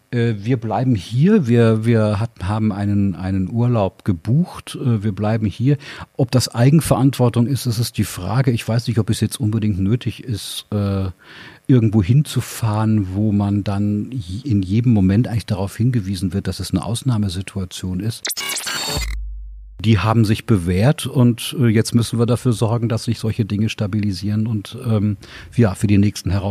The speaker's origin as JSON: {"language": "German", "town": "Tübingen", "region": "Baden-Württemberg", "country": "Germany", "tie": "born there", "said": "Ich habe eine ganz brave, sehr deutsche Sozialisation. Ich bin in Tübingen geboren."}